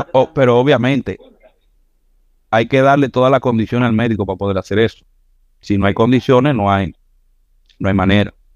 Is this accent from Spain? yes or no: no; Santiago de los Caballeros, Santiago, Dominican Republic; yo soy santiaguero, nací aquí en Santiago, por ahí por los 80.